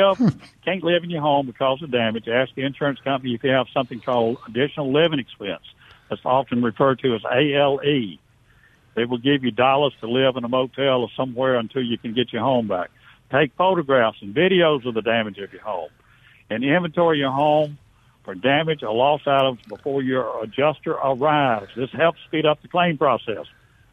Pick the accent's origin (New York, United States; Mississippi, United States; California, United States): Mississippi, United States; Vicksburg; I'm from Vicksburg, so I knew a lot of the people in the area